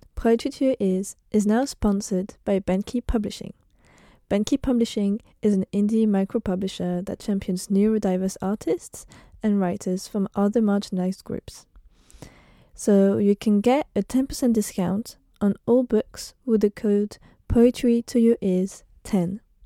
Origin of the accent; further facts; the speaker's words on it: France; now in United Kingdom; being white, being French